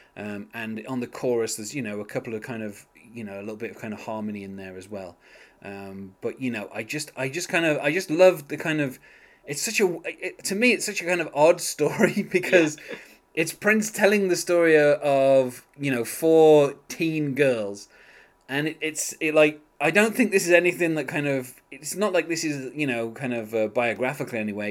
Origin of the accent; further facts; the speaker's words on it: England, United Kingdom; being English